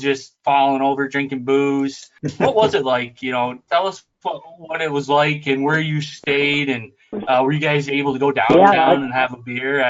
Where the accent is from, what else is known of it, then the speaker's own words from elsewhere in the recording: Canton, New York, United States; we're all from Canton, New York.